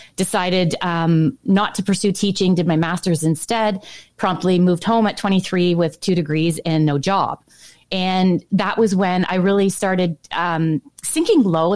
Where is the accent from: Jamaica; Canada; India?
Canada; Ontario; growing up in Ontario, specifically where I did, which was on the border of St. Lawrence River